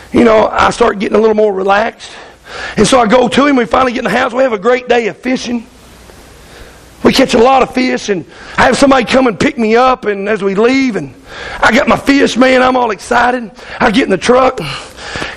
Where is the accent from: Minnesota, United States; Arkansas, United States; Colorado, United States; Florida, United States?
Arkansas, United States; I'm from Arkansas